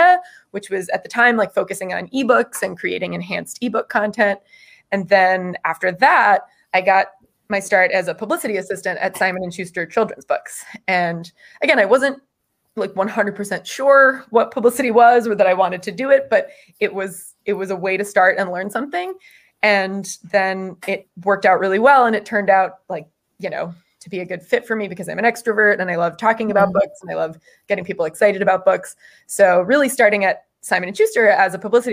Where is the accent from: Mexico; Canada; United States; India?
United States; Florida; moved away; I grew up in Florida